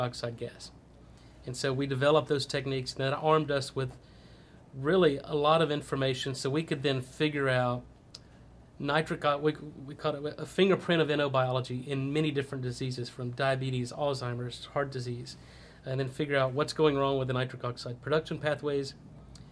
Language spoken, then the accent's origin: English; Texas, United States; also born or lived in Louisiana / Boston; I'm a Texas boy. I grew up in Texas